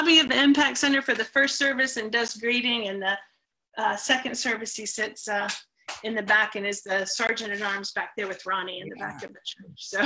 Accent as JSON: {"language": "English", "town": "Leesburg", "region": "Florida", "country": "United States", "tie": "born or raised there", "also_born_or_lived": "Orlando, Florida", "said": "I was actually 3 when we moved here, so not quite born here, but 3 years old."}